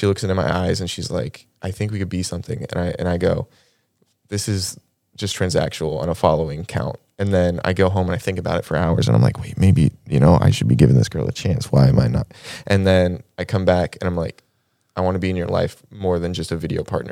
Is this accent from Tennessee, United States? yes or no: no; South Georgia, United States; born or raised there; also born or lived in Las Vegas, Nevada